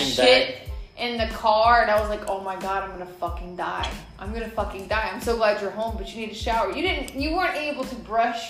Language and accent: English; Atlanta, Georgia, United States; I'm from Atlanta. I am.